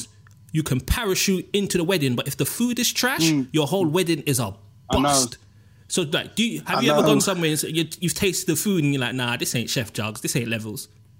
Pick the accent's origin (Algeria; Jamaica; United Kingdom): Jamaica; and you know, I'm Jamaican, Summit's Indian.